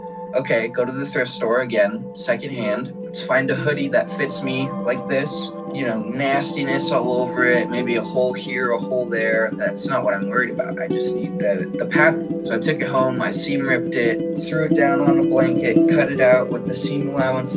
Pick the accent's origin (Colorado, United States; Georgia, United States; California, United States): Colorado, United States; also born or lived in Portland, Oregon; Then the whole family packed up, moved to Colorado. We had lived there most of my life since middle school through high school.